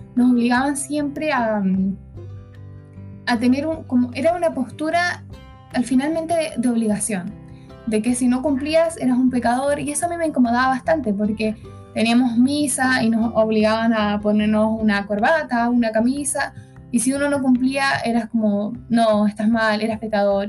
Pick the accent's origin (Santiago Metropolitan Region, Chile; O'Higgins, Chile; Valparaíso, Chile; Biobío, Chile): Santiago Metropolitan Region, Chile; Santiago; soy de Santiago